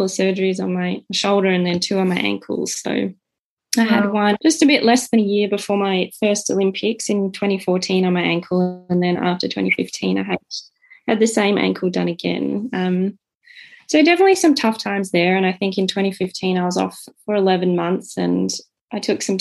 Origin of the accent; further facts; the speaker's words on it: Canberra, Australian Capital Territory, Australia; I'm the youngest of three, born and raised in Canberra